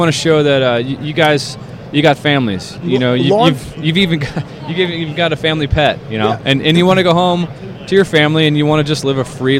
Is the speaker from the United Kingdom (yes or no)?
no; Orlando, Florida, United States; I grew up in Orlando, and it's a fun town, but it's spread out.